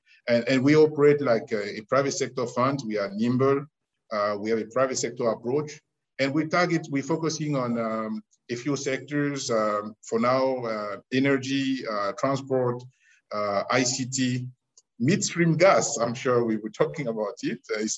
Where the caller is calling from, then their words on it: Casablanca, Casablanca-Settat, Morocco; Well, I'm calling in from Casablanca in Morocco, where the headquarters of Africa 50 is located.